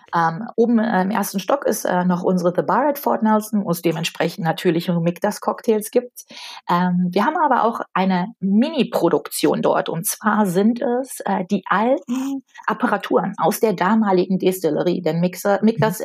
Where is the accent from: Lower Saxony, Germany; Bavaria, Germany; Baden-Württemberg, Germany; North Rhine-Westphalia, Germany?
North Rhine-Westphalia, Germany; ich komme aus Nordrhein-Westfalen